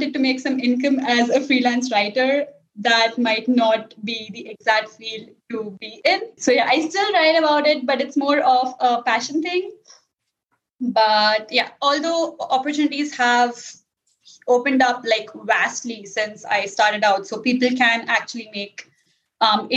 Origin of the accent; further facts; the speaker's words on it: India; English is a second language; moved away as an adult; now in Italy; my mother tongue is not English, but we have been almost 70% of population in India. We learn English from kindergarten. So like we grew up speaking in English with each other, with our teachers, with people in our school